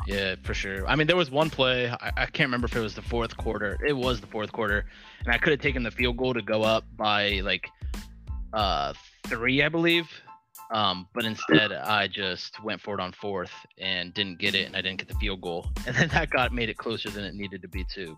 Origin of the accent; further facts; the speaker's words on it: Columbus, Ohio, United States; I'm from Columbus.